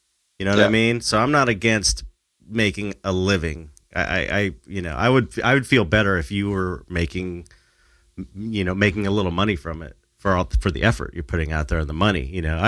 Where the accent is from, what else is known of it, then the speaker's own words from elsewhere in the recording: United States; but I'm the American